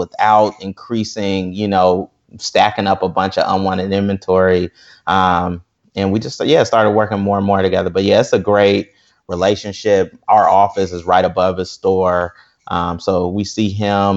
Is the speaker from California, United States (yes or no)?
yes; Berkeley, California, United States; I am from South Berkeley